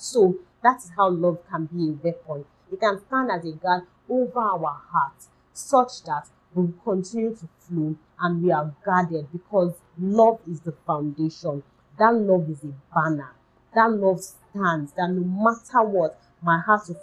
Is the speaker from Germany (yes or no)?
no; Nigeria; my home country, Nigeria, in Africa.